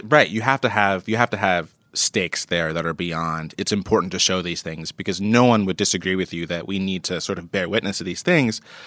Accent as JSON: {"language": "English", "region": "New York", "country": "United States", "said": "as a New Yorker"}